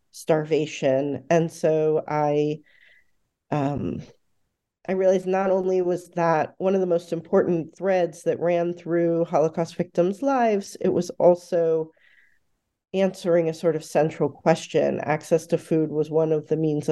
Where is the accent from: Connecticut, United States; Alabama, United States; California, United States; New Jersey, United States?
New Jersey, United States; East Brunswick; I grew up in central New Jersey, in East Brunswick and North Brunswick, New Jersey